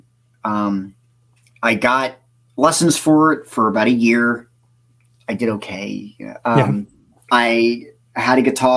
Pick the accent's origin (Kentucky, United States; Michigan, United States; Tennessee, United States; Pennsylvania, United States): Pennsylvania, United States; Bucks County; also born or lived in Philadelphia, Pennsylvania; now in Lansdale, United States; Me and my parents moved to Bucks County, in, 90. And then I lived there for most of my life.